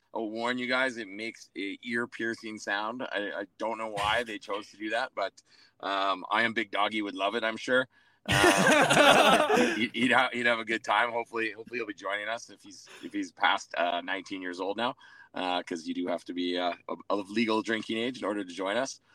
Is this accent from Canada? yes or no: yes; Edmonton, Alberta, Canada; now in Calgary, Canada; I'm born and raised Edmonton guy